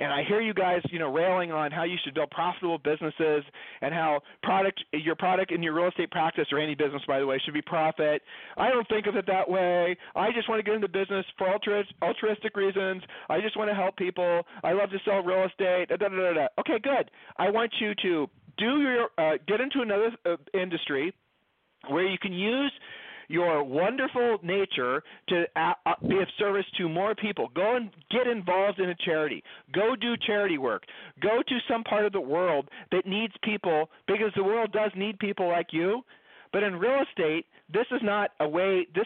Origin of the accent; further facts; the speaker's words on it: Ohio, United States; Julie and I moved. We, we're from Ohio. We've lived all over the country.